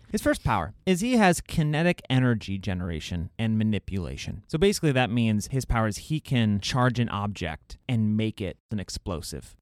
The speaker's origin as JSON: {"language": "English", "region": "Scotland", "country": "United Kingdom", "said": "I'm Scottish."}